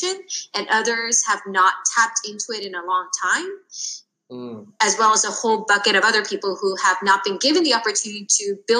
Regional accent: United States; I'm Korean American

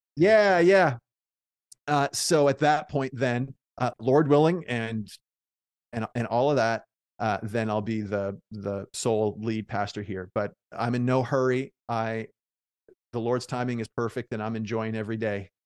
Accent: Prince Edward Island, Canada; moved away; also born or lived in Oxford; I'm from Prince Edward Island, and I never thought I'd move back

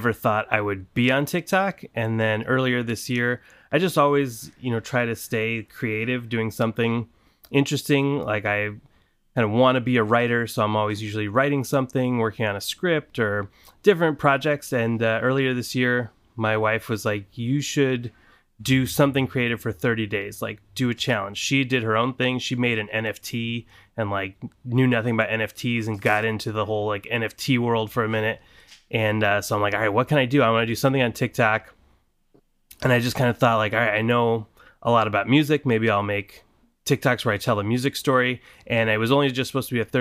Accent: Southern California, United States; moved away; I'm from Southern California originally

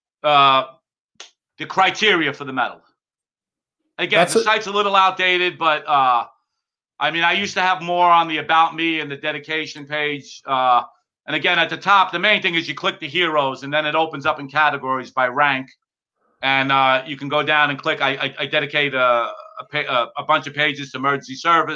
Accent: New York City, New York, United States; I grew up in the Bronx

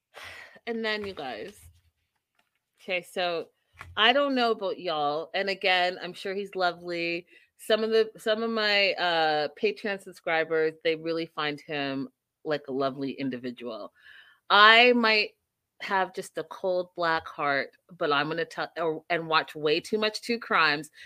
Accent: Canada; as a Canadian

